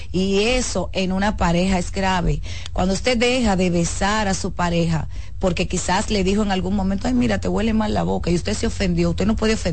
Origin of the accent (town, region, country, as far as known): Dominican Republic